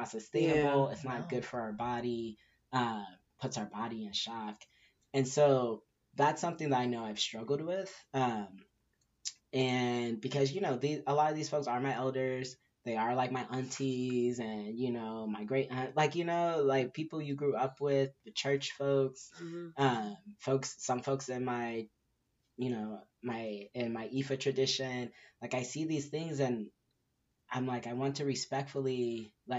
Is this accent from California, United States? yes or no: yes; Southern California, United States; also born or lived in Inglewood, California / Inland Empire, California / Orange County, California / Tucson, Arizona; now in Arizona, United States; I'm originally from Southern California, grew up all over. I was born in Inglewood, grew up all over in the Empire, and Orange County, and then moved to Tucson, Arizona, lived there for about 11 years